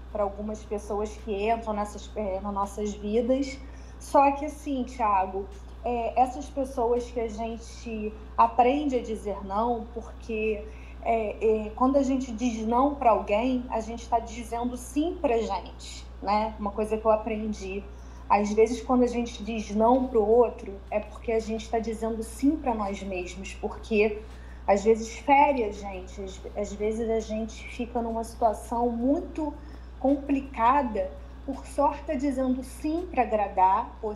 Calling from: Niterói, Rio de Janeiro, Brazil

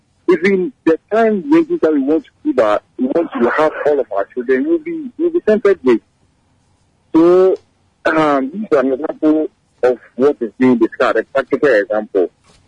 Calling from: Madina, Greater Accra, Ghana

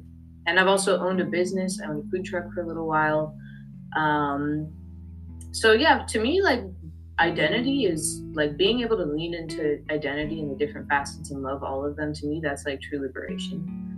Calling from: Oakland, California, United States; I am tuning in from Ohlone land, which is colonially known as Oakland, California.

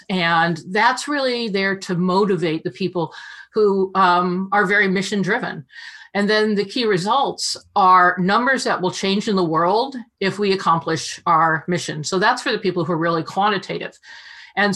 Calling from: Palo Alto, California, United States; I'm in Palo Alto, still locked in my condo.

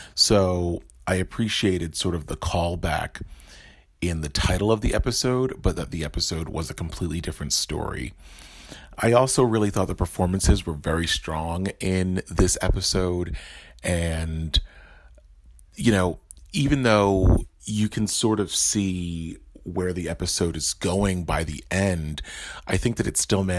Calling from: New Jersey, United States; I'm calling in from New Jersey

